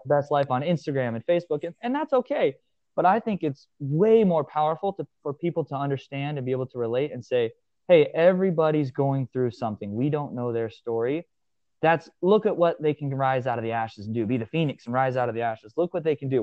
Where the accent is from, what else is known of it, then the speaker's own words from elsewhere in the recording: Hastings, Nebraska, United States; I was born and raised in the middle of a small town in Nebraska, um, Hastings, Nebraska